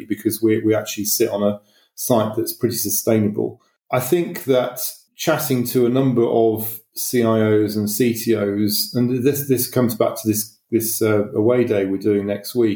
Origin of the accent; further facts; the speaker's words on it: Manchester, North West England, United Kingdom; moved away; I'm from Manchester originally